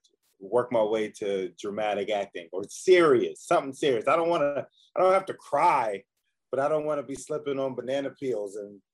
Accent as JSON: {"language": "English", "town": "Philadelphia", "region": "Pennsylvania", "country": "United States", "tie": "born or raised there", "said": "I'm from Philadelphia. Grew up in Philadelphia, raised in foster care. So I bounced all over Philly."}